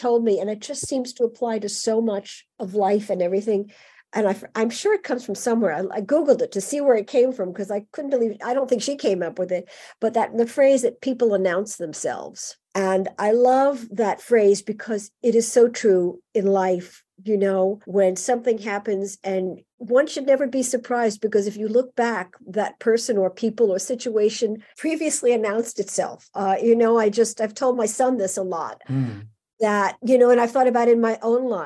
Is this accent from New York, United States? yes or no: yes; New York City, New York, United States; I grew up in a, you know, in a sort of semi-suburb of New York. Not really. It's actually still in Queens, which is part of New York City